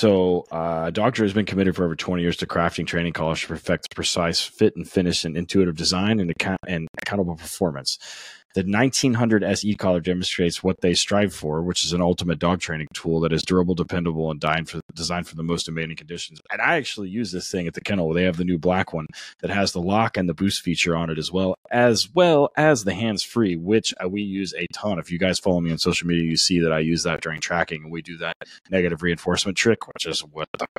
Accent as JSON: {"language": "English", "town": "Tulsa", "region": "Oklahoma", "country": "United States", "said": "I'm from Oklahoma"}